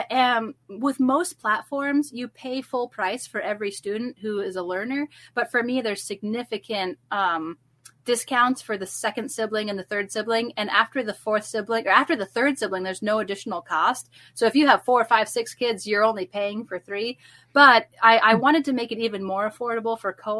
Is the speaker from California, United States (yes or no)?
no; Fort Collins, Colorado, United States; moved away as an adult; now in Missouri, United States; I got to teach at Heritage Christian Academy, yep, in Fort Collins, Colorado